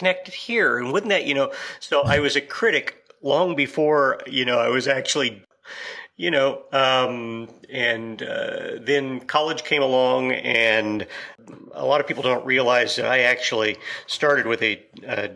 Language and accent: English; Kansas, United States; I'm from Kansas, and you've got oil and cattle here